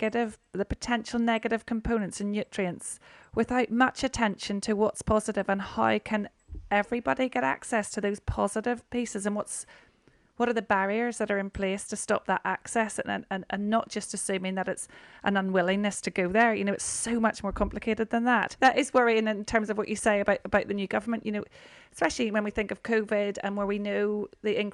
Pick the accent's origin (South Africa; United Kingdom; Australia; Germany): United Kingdom; Northern Ireland; growing up in Northern Ireland